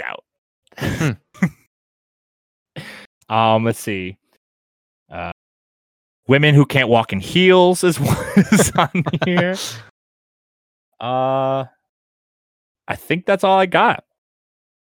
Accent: New York, United States; moved away; Growing up a New York driver

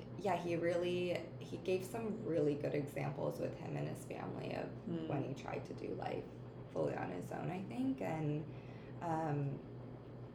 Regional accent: Ohio, United States; I grew up in the Midwest in Ohio

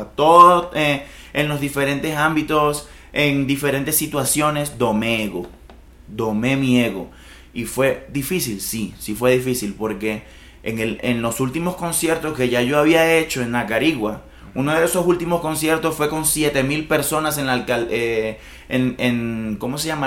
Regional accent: Venezuela; moved away as an adult; now in Colombia; Yo nunca había salido de Venezuela

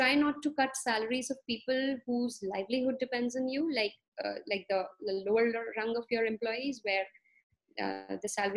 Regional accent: Bangalore, Karnataka, India; I am from Bangalore, India

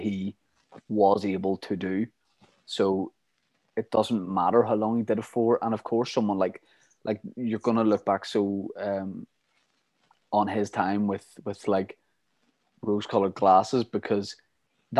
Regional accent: Ireland; we're from Ireland, we're United fans

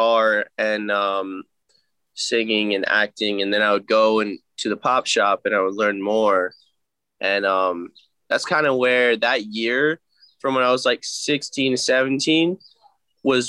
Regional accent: West Chester, Pennsylvania, United States; moved away as an adult; also born or lived in Delaware; now in Los Angeles, United States; I'm originally from Westchester, Pennsylvania

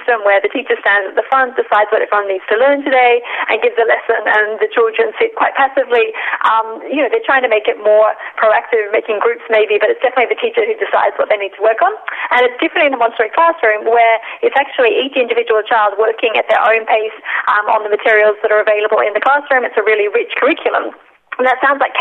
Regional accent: Australia; moved away as an adult; now in Amsterdam, Netherlands; I'm based here in Amsterdam. I'm originally from Australia.

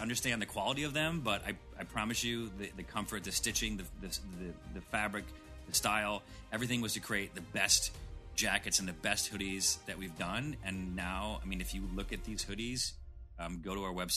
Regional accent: Syracuse, New York, United States; I grew up in Syracuse

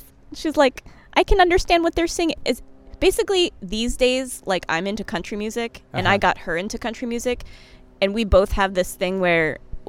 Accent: New Jersey, United States; I say orange because I'm from New Jersey.

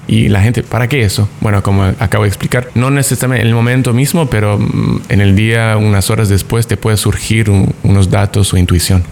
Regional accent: Canada; also born or lived in Mexico; now in Tulum, Mexico; viviendo en México dos años, siendo canadiense

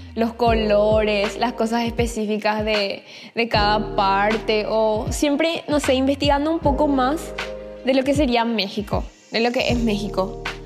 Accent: Asunción, Paraguay; yo soy paraguaya, eh, nací en Asunción en el 2000

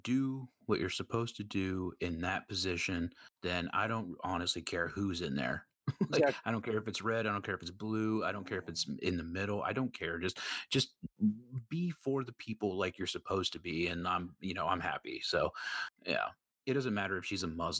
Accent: Minnesota, United States; I was born and raised in Minnesota

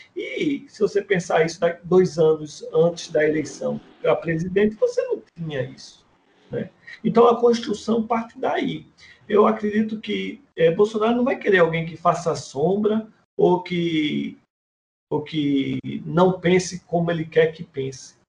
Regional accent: Pernambuco, Brazil; minha terra, que tive a honra de dar umas voltas com ele aqui no Pernambuco

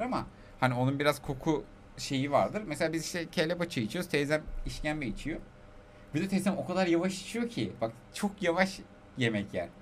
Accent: Aegean Region, Turkey; also born or lived in Tokat; biz Egeliyiz, tamam mı? Yedi göbek Selanik'e

